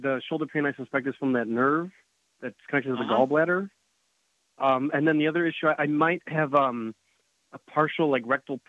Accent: Chicago, Illinois, United States; I'm from Chicago. I am 6'2". I currently weigh 260 pounds. I'm 33 years old.

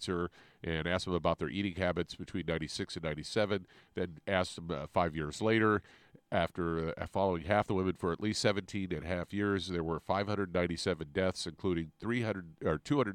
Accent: Kansas City, Missouri, United States; growing up in Kansas City

